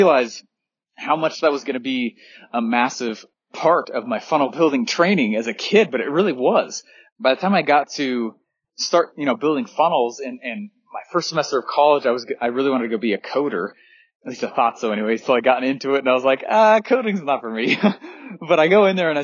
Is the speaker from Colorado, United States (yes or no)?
yes; Denver, Colorado, United States; I grew up in Denver, Colorado.